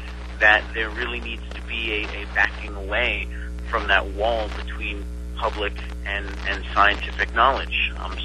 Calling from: Winter Park, Florida, United States; I'm speaking from Winter Park, Florida right now.

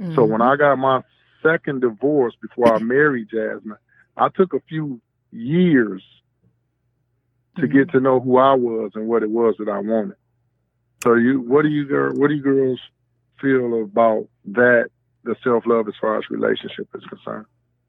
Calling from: Brownstown, Michigan, United States; I'm calling from Brownstown, Michigan.

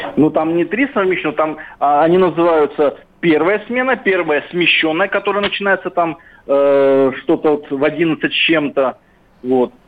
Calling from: Krasnodar, Krasnodar Krai, Russia; я звоню из Краснодара

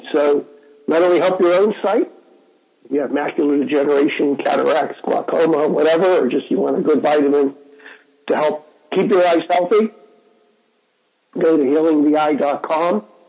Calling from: Jaipur, Rajasthan, India; I'm calling in from Jaipur, India on Skype

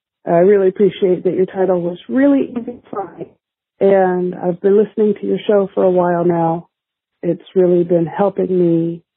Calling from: California, United States; I'm calling from California.

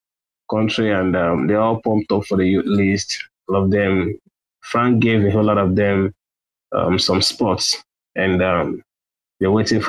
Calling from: Nigeria; I'm listening from Nigeria already. It's 11:33 p.m. on my side.

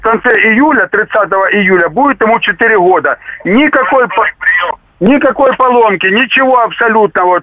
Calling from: Rostov-on-Don, Rostov Oblast, Russia; Я из Ростова-на-Дону

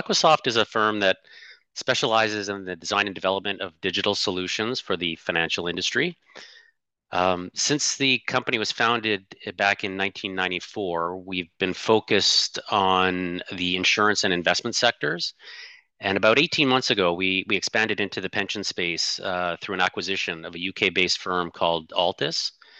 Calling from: Ottawa, Ontario, Canada; I'm calling in from Ottawa, Ontario, Canada's national capital.

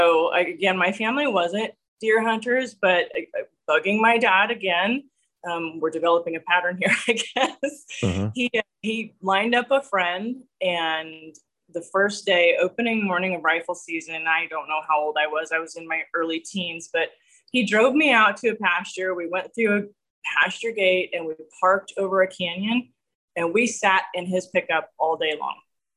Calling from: Nebraska, United States; So I am joining you from central Nebraska, halfway between two small towns, Ord and North Loop.

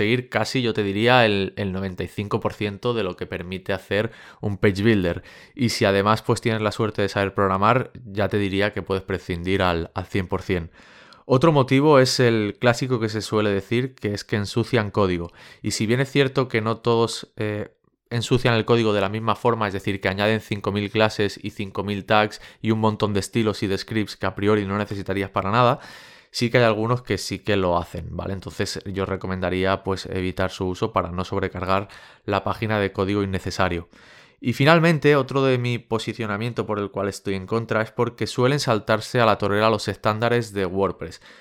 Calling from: California, United States; de Silicon Valley

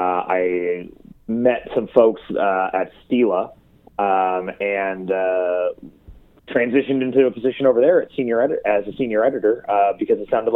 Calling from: Portland, Oregon, United States; I'm calling out from Portland, Oregon.

